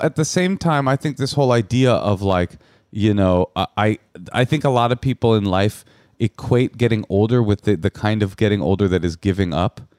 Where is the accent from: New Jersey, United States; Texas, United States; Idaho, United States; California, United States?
California, United States; Oakland; I'm from Oakland.